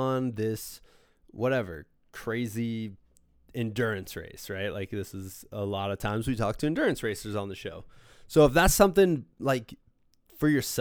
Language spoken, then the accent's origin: English; Iowa, Midwest, United States; my parents would drive me for 40 minutes twice a week for practice and once a week on the weekends for games, they would drive me 40 minutes up to Davenport, Iowa